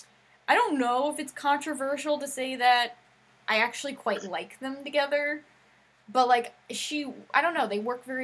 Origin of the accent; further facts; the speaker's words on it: New Jersey, United States; I went to semi, because I'm from Jersey, and that's what we called it